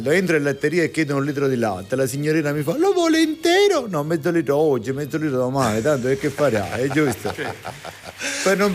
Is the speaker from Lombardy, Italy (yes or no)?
no; Marsala, Sicily, Italy; io sono di Marsala